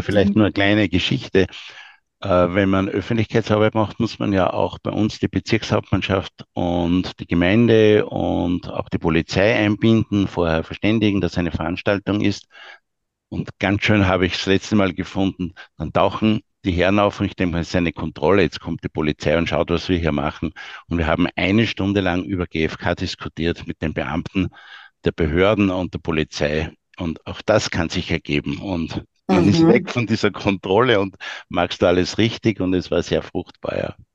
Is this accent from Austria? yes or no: yes; Austria; wir als Österreicher